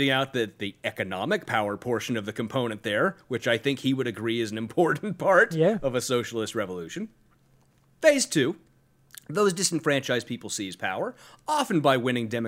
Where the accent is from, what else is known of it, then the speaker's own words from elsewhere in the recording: Sacramento, California, United States; I'm from Sacramento